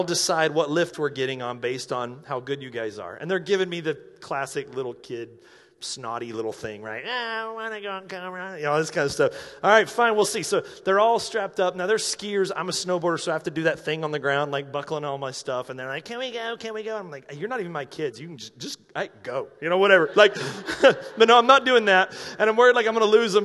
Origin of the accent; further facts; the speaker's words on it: North Carolina, United States; moved away; I'm from North Carolina.